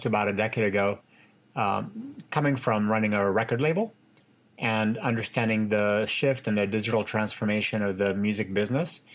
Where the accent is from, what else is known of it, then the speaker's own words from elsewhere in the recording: Los Angeles, California, United States; also born or lived in France / Tunisia; we grew up in Los Angeles